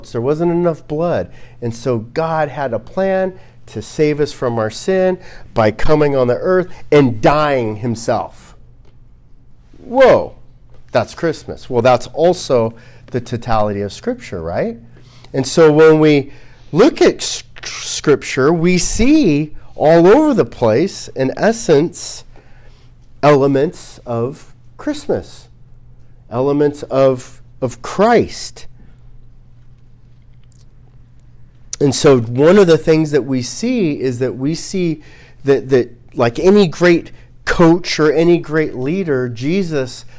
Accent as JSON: {"language": "English", "country": "United States", "said": "as an American"}